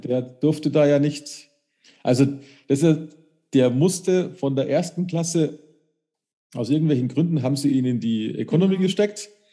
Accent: Munich, Bavaria, Germany; bei uns in München

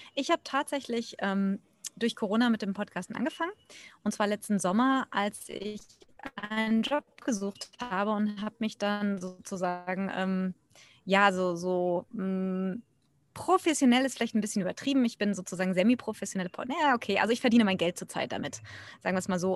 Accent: Germany; now in India; Ich bin Deutsche, eigentlich ursprünglich ausgewandert vor mittlerweile knapp 20 Jahren

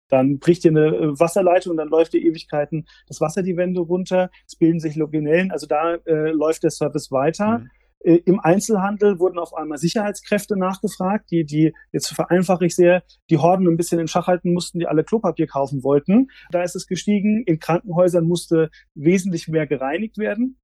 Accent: Frankfurt, Hesse, Germany; ich bin tatsächlich im Frankfurter Umfeld aufgewachsen

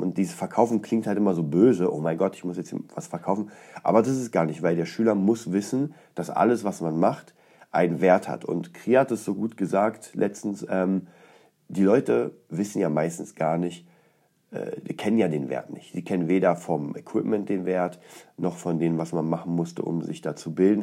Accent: Poland; moved away; aus Polen ist, aus meiner Heimatstadt

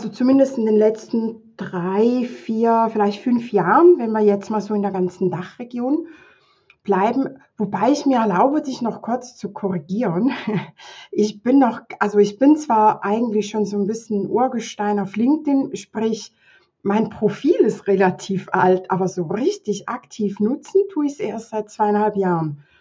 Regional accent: Thurgau, Switzerland; ich bin aus der Schweiz. Ähm, ich gucke gerade hier auf äh, eine verschneite Wiese in der Nähe vom Bodensee. Thurgau heißt das hier bei uns, der Kanton.

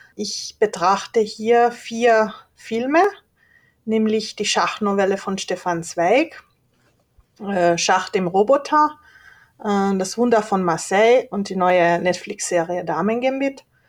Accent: Leoben, Styria, Austria; moved away as an adult; also born or lived in Hungary; now in Klagenfurt, Austria; Ich bin in Leoben geboren, 1990

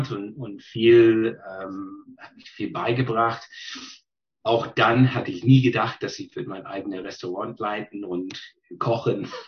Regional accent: British Columbia, Canada; ich bin geboren in British Columbia, ähm, groß geworden auf Vancouver Island, äh, da studiert, habe mein äh, Gymnasium gemacht, Abitur und dann äh, studiert.

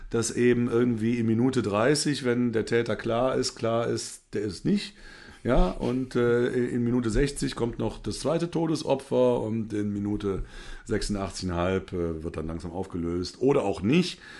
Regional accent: Saarland, Germany; Ach so, ja, ja so als Saarländer.

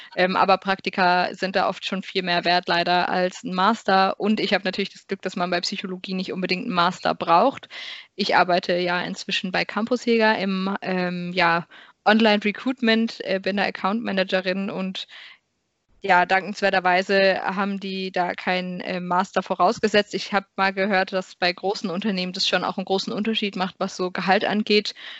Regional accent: Karlsruhe, Baden-Württemberg, Germany; moved away as an adult; also born or lived in Maastricht; ich komme ganz ursprünglich aus Karlsruhe

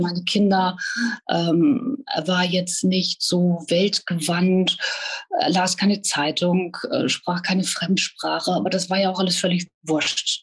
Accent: Hanover, Lower Saxony, Germany; bin geboren in Hannover und äh, ja, lebe in Niedersachsen an der, an der schönen Küste.

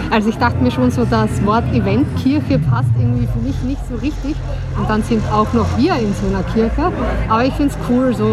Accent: Styria, Austria; now in Berlin, Germany; Ich bin aus Österreich, genau, aus der Steiermark.

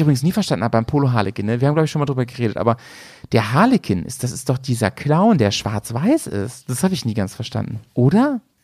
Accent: a village near Hannover, Lower Saxony, Germany; immer an den McDonalds in Hannover, das war so die Stadt, äh, die nächstgrößere Stadt von meinem, wo ich aufgewachsen

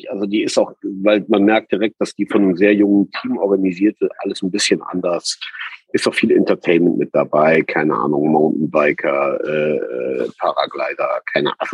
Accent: Rhineland, Germany; Also wenn wir als Rheinländer uns ja schon verbarrikadieren, sagt der Norden, ich gehe mal spazieren.

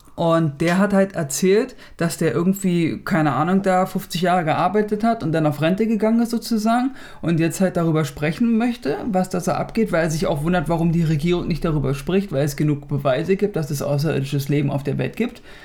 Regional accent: Germany; Der ist ja die Nummer eins hier, ne? Bei uns in Deutschland

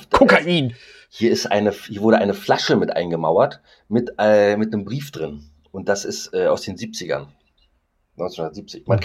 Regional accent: Brandenburg, Germany; accent: Brandenburg dialect; Ich quatsche Brandenburger, äh, den Brandenburger Dialekt. Aber, aber ich kann auch ein bisschen Hochdeutsch, ne?

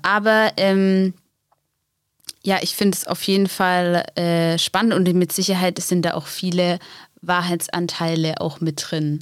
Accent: Black Forest, Baden-Württemberg, Germany; accent: Swabian; moved away as an adult; now in Seelow, Germany; ich komme aus dem Schwarzwald, ähm, genau, komme aus einem, ähm, ja, eigentlich auch einem relativ kleinen Dorf

